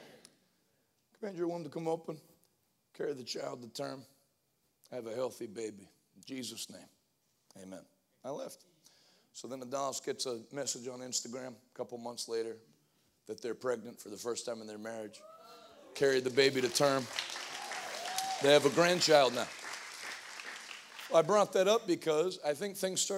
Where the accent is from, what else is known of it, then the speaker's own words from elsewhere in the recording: Northeast, United States; moved away; also born or lived in Pittsburgh; I'm from the Northeast